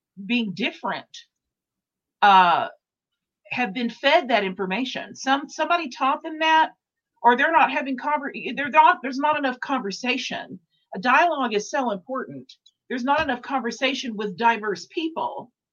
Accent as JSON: {"language": "English", "town": "Dallas", "region": "Texas", "country": "United States", "said": "I'm from Dallas."}